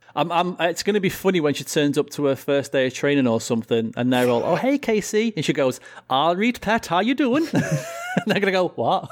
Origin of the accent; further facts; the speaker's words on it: United Kingdom; as proud British people